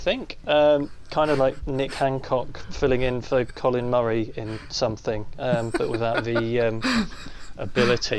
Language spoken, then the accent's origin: English; Aberdeen, Scotland, United Kingdom; accent: Scottish; as you can probably tell by my accent, I am Scottish. I'm from Aberdeen.